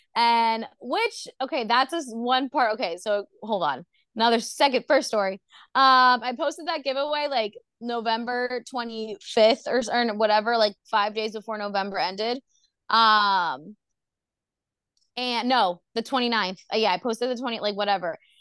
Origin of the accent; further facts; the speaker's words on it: Orlando, Florida, United States; I'm from Orlando, Florida